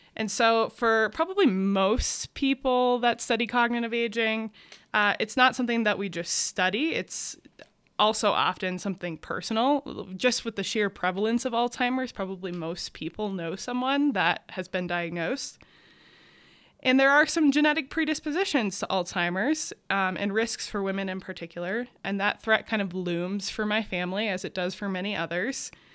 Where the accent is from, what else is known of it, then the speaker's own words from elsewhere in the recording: Adirondack Mountains of New York, United States; I grew up in the Adirondack Mountains of New York